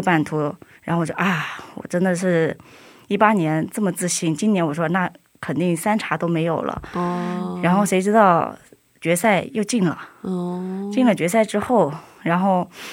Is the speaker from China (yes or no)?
yes; China; moved away; 我是中国人